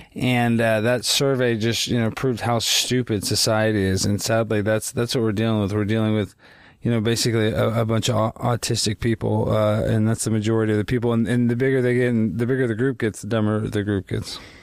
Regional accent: Texas, United States; I didn't have a lot of Jewish friends too growing up in Texas

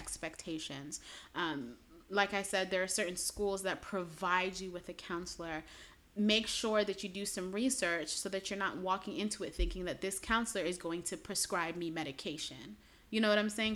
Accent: New York City, New York, United States; moved away as an adult; also born or lived in Chicago area; I'm originally from Brooklyn

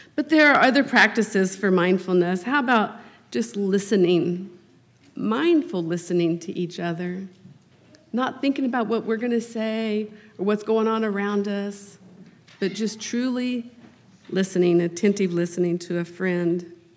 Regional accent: Harrisonville, Missouri, United States; I was raised in Harrisonville, Missouri, so just uh, southeast of here

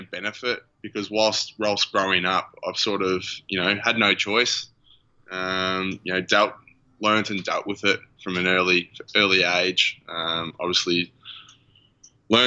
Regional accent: Shepparton, Victoria, Australia; now in Melbourne, Australia; I was born in Shepparton, which is about 2.5 hours north of Melbourne, so a small country town

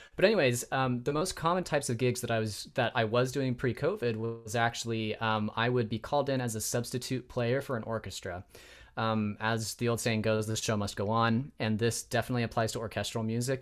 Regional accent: Spokane, Washington, United States; moved away as an adult; also born or lived in Provo, Utah / Chicago, Illinois; now in Bay Area, United States; I was raised in Spokane, Washington. Um, so I'm kind of a Northwest kid at heart

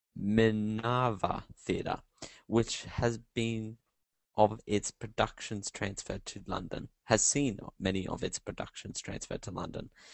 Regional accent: Australia; I'm Australian

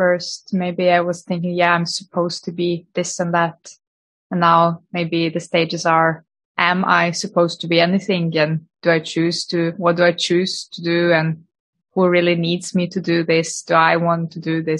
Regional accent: Lithuania; also born or lived in Norway; now in Oslo, Norway; I'm originally from Lithuania, but I've been living in Norway since 2010

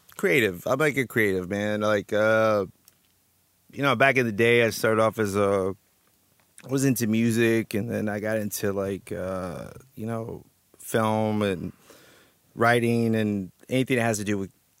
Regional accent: Texas, United States; also born or lived in New York; now in Trenton, United States; I used to live back, like, back in the day, like, you know, originally I'm from Texas, and then I moved to New York when I was younger

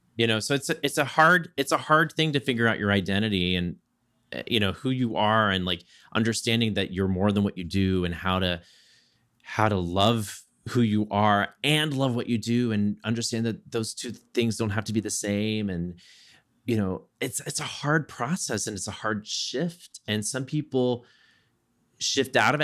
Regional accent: Southeast Texas, United States; I grew up in Southeast Texas.

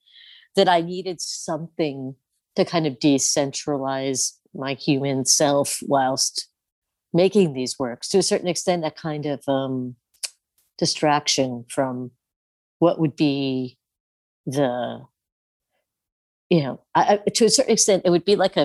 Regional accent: Midwest, United States; in that self that I was like taught to be growing up in the Midwest in the 70s and 80s, you know?

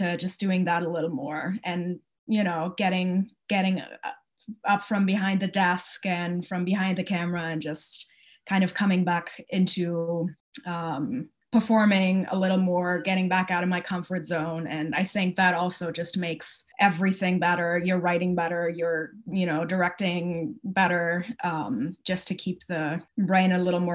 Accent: Wiesbaden, Hesse, Germany; moved away; I'm from Wiesbaden, which is close to Frankfurt

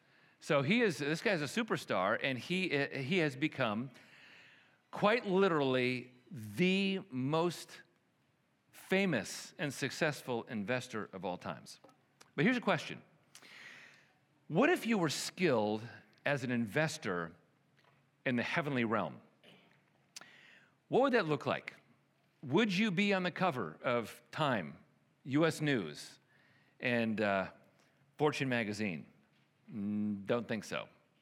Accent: Chicago, Illinois, United States; also born or lived in Milwaukee / New York; You know, here I grew up in Chicago and Milwaukee and New York, and this was something we dealt with all the time.

